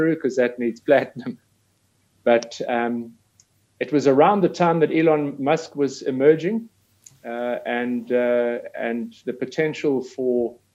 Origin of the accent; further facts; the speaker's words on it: South Africa; being South African, mining has always been part and parcel of our history